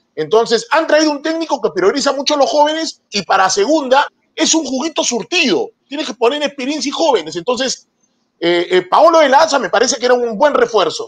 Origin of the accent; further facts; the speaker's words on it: Peru; yo también soy peruano